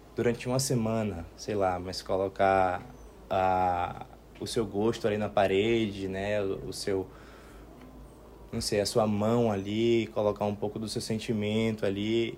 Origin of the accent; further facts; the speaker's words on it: Salvador, Bahia, Brazil; also born or lived in Serra Grande; eu sou de Salvador